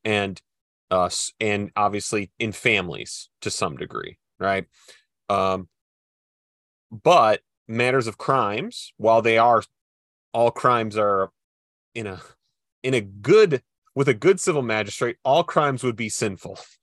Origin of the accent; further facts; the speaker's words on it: Midwest, United States; I'm from the Midwest